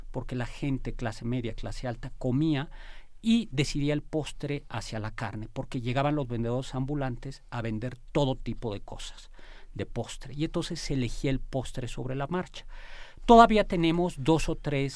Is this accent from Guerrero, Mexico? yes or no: no; Mexico City, Mexico